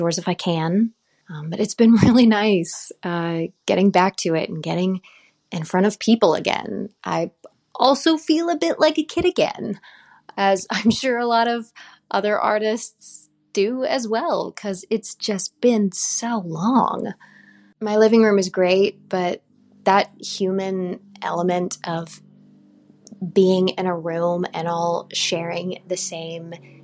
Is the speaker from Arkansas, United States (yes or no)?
yes; Little Rock, Arkansas, United States; moved away as an adult; also born or lived in Austin, Texas; now in Nashville, United States; I'm originally from Little Rock, Arkansas. Grew up singing in choir